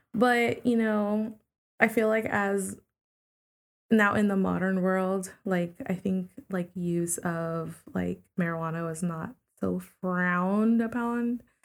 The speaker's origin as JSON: {"language": "English", "region": "New York", "country": "United States", "tie": "born or raised there", "said": "I grew up in New York 'cause I was born there"}